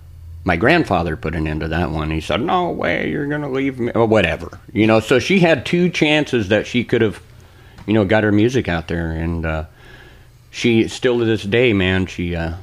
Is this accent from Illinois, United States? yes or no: no; Portland, Oregon, United States; Well, I was raised in Southeast Portland, Oregon, that is. Down there in the Felony Flats, right by Hooker Bridge.